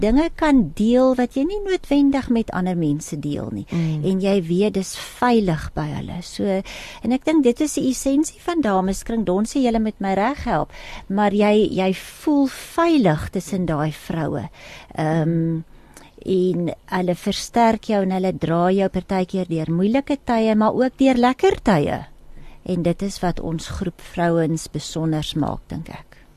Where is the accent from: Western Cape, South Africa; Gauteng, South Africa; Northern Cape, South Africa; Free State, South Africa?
Free State, South Africa; Ek is 'n Vrystater